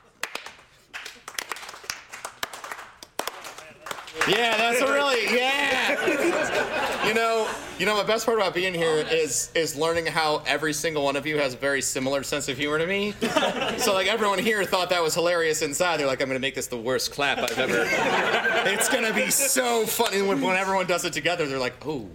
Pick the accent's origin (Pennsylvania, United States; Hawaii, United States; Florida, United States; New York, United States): Florida, United States; I'm from Florida